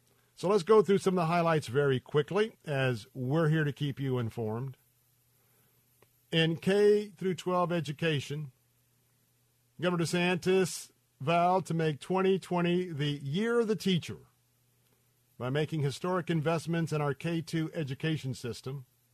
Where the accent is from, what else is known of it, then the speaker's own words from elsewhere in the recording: Tampa, Florida, United States; the river here in my hometown of Tampa.